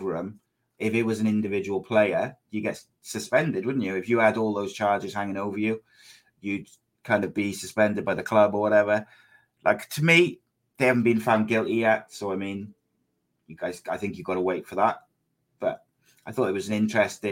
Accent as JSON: {"language": "English", "region": "Wales", "country": "United Kingdom", "said": "I'm Welsh"}